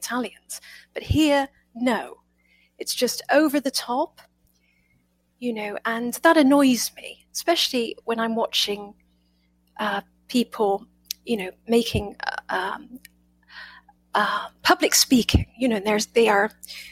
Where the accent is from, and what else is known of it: United Kingdom; accent: British; now in United States